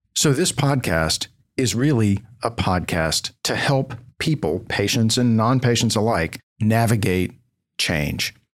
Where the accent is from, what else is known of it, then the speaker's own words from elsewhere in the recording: Knoxville, Tennessee, United States; also born or lived in Stanford / Washington, D.C. / Houston; coming back to my home town of Knoxville, Tennessee